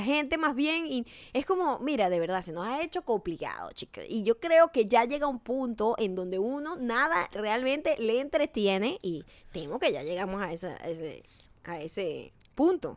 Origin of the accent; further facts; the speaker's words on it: Venezuela; moved away; Nosotros los venezolanos